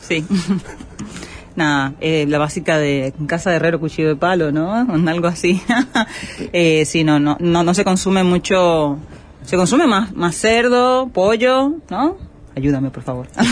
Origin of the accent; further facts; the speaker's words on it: Holguín, Cuba; moved away as an adult; also born or lived in Havana; now in Uruguay; Holguinera, eh, todo mi, mi crecimiento